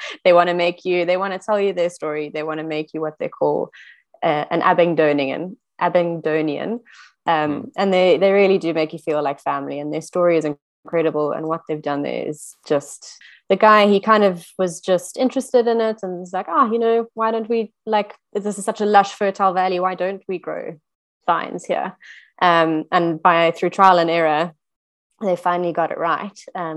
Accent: Johannesburg, Gauteng, South Africa; now in KwaZulu-Natal, South Africa; as I grew up in Joburg

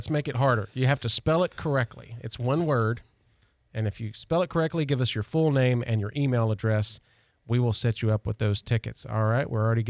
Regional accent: the South, United States; I'm from the South

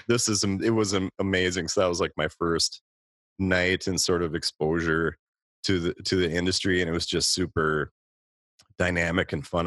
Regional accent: Minneapolis–Saint Paul, Minnesota, United States; I grew up in the Twin Cities

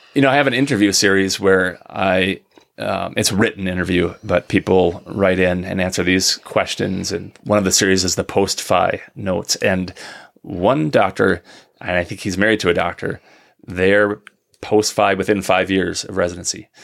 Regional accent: Minnesota, United States; now in northern Michigan, United States; I'm from Minnesota originally

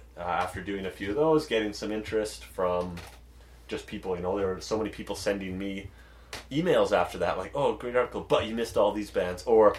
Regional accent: Dawson Creek, British Columbia, Canada; now in Winnipeg, Canada; I grew up in Dawson Creek, BC.

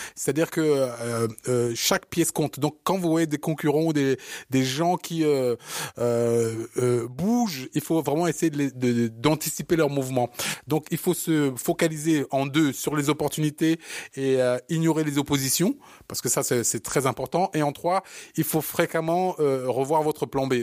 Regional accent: Paris, Île-de-France, France; also born or lived in Africa; je suis né en Afrique, j'ai grandi ici en à Paris, et donc j'ai ce parisianisme

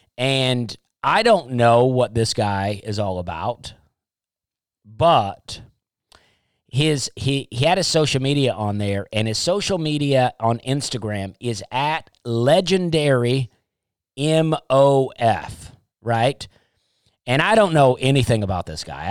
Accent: Alabama, United States; growing up in Alabama

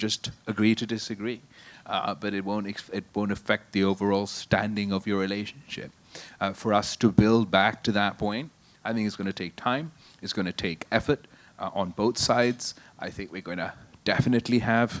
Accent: Qambar Shahdadkot, Sindh, Pakistan; In my hometown of Sindh, in Kambarshu Dhatkot

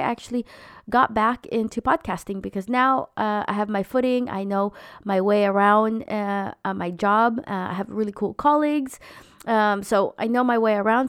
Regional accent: United States; moved away; I'm an American Filipino mom trying to find her way in a foreign country

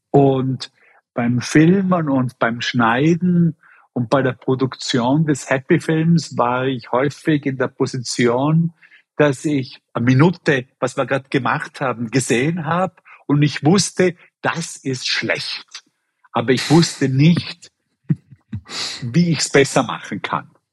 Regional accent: Bregenz, Vorarlberg, Austria; moved away; nach Bregenz in meine Heimatstadt geschickt, um meine ganzen Brüder und Schwestern zu interviewen

